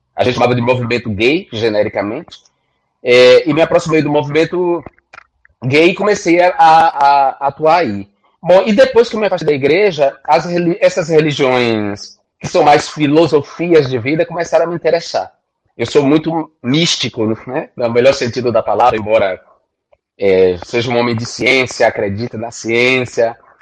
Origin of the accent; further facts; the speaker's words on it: Northeast Region, Brazil; venho do Nordeste, venho da extrema pobreza